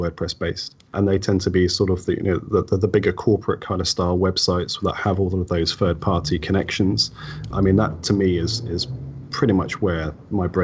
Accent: Wellingborough, East Midlands, United Kingdom; my hometown, right, Wellingborough

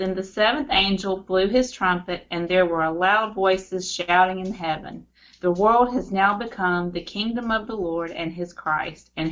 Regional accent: Mooresville, North Carolina, United States; I was born and raised here

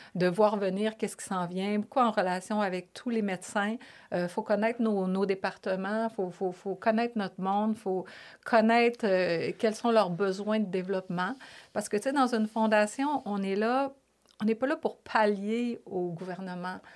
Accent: Lévis, Quebec, Canada; accent: Québécois; moved away as an adult; also born or lived in Toronto, Canada / Paris, France; je suis une fille euh, de vraiment une Lévisienne profonde. ma mère, mon père, on, est tous, tous

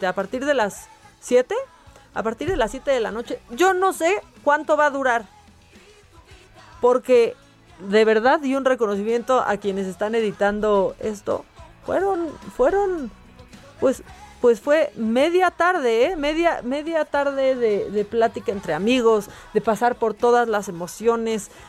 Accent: Mexico; como muchos mexicanos nosotros tenemos que seguir trabajando

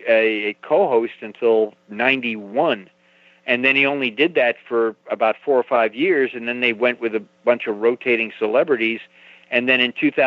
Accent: California, United States; growing up in California

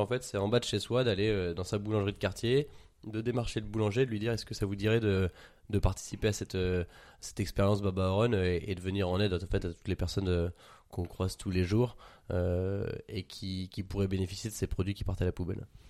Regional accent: Paris, Île-de-France, France; j'ai 24 ans, je suis parisien

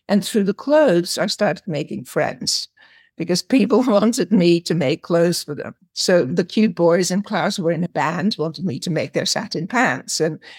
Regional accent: Amsterdam, North Holland, Netherlands; moved away as an adult; also born or lived in Paris / Australia; I grew up in Amsterdam in the Netherlands, and I had a rather complicated, very early childhood

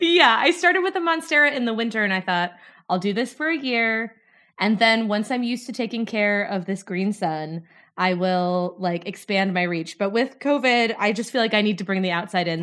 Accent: North Dakota, United States; moved away as an adult; now in Glasgow, United Kingdom; as you can probably tell from my accent, I am from North Dakota.

